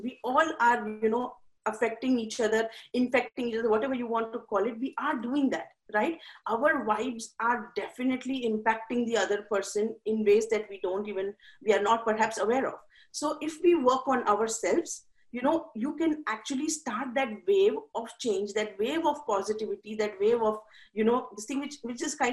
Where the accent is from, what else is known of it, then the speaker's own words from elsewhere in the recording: India; moved away as an adult; now in United States; I'm from India. So when I came to America, it was a totally different, and I came here when I was 23 and I was living with my parents